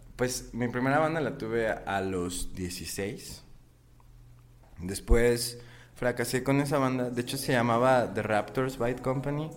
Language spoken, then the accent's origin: Spanish; Michoacán, Mexico; also born or lived in Guadalajara; soy nacido en Guadalajara, pero toda mi vida he vivido en Michoacán